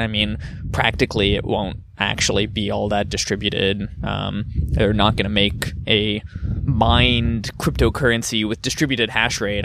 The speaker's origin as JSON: {"language": "English", "country": "United States", "also_born_or_lived": "Germany", "said": "as an American"}